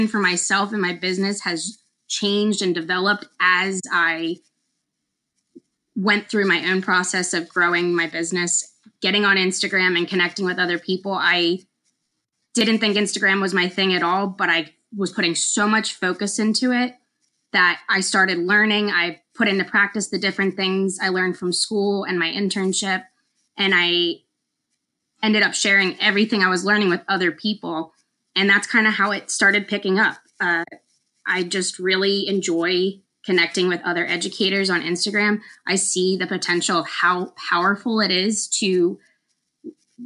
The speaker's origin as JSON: {"language": "English", "region": "Pennsylvania", "country": "United States", "also_born_or_lived": "North Carolina", "moved": "as an adult", "said": "I'm originally from Pennsylvania"}